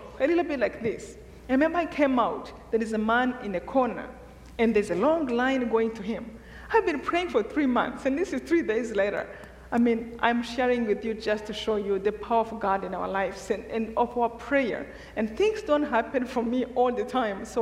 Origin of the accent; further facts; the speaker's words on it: Rwanda; moved away; I'm from Rwanda